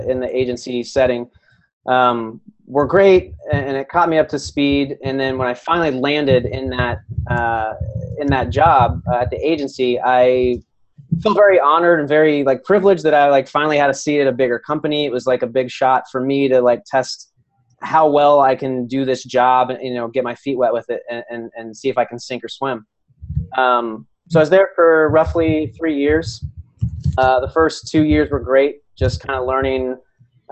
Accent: Ohio, United States; I grew up in Ohio, a small little farm town about 30 minutes outside of Columbus

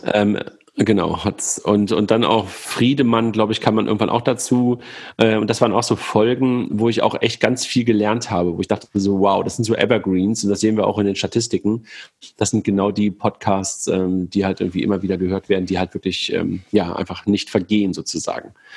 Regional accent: by the Wupper river, North Rhine-Westphalia, Germany; moved away; ich damals in, äh, in meiner Heimat war, also da, wo ich geboren bin, und da bin ich äh, joggen gewesen, unten an der, an der Wupper

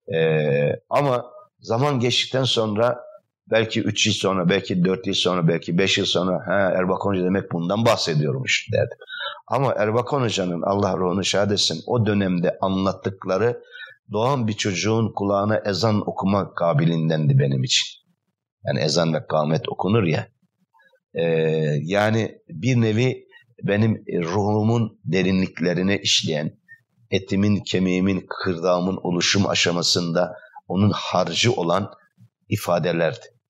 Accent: Istanbul, Turkey; also born or lived in Trabzon; altmış dokuz yılında İstanbul'a göç ettik aileyle beraber. E, dolayısıyla, e, İstanbul'a göç ettikten sonra Trabzon'dan İstanbul Şirinevler semtine göç ettik.

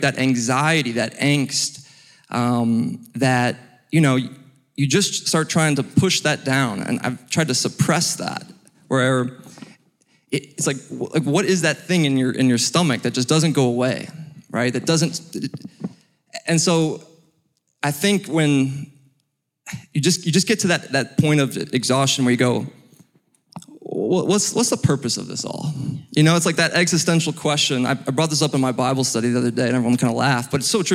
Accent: Cleveland, Ohio, United States; moved away as an adult; also born or lived in Wyoming; now in Alpharetta, United States; I am from Cleveland, Ohio.

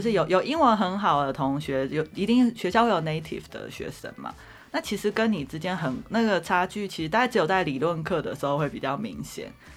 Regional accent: Zhudong, Hsinchu County, Taiwan; moved away as an adult; also born or lived in Taichung, Taiwan / Taipei, Taiwan / New York, United States / Boston, United States; 我本来其实是乡下小孩，我在竹东长大这样子

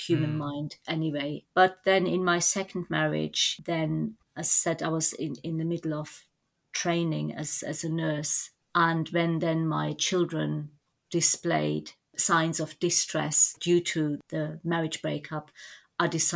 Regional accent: Germany; moved away as an adult; also born or lived in Turkey; now in England; I was born in Turkey, and when I was about 2.5, my family emigrated to Germany

